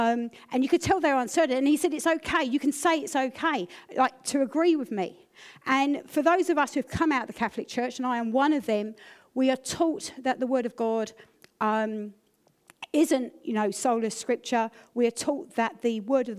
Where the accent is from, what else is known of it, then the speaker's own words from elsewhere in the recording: United Kingdom; I'm British